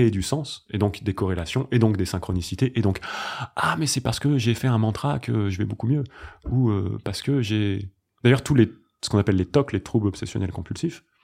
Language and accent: French; Paris, Île-de-France, France; je suis un garçon, euh, je suis parisien, je suis professeur de yoga, je suis français, je suis.